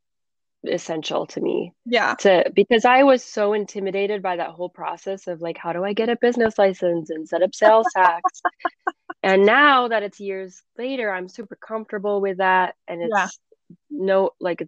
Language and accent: English; Michigan, United States; moved away; my hometown in Michigan.